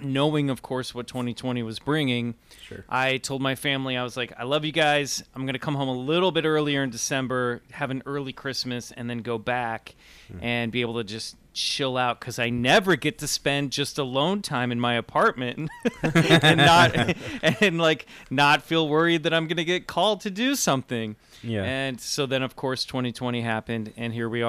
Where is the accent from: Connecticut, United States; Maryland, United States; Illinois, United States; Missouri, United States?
Missouri, United States; Kansas City; now in Los Angeles, United States; I'm from the Midwest. I live out in LA now. I'm from Kansas City